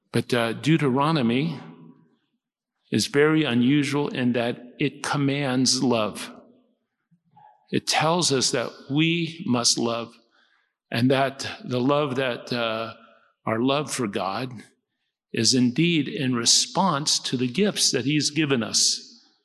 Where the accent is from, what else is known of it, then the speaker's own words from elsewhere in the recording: United States; Come from the United States